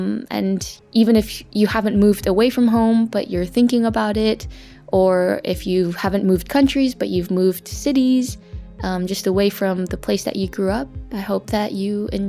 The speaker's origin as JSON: {"language": "English", "town": "Los Angeles", "region": "California", "country": "United States", "tie": "born or raised there", "also_born_or_lived": "London, United Kingdom / Brussels, Belgium", "moved": "as an adult", "lives_now": "Netherlands", "said": "I was born in Los Angeles and I grew up in LA for most of my life. I actually moved to the UK in London where I did my master's. And after a year, I actually ended up moving over to Brussels for an internship"}